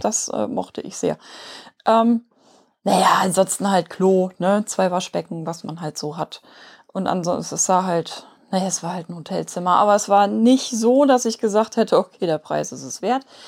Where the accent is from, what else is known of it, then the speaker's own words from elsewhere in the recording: Hamburg, Germany; wir kommen aus Hamburg. Möglicherweise hört man das.